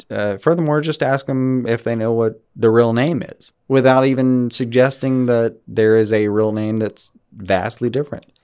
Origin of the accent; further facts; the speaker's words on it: Alabama, United States; I'm from Alabama.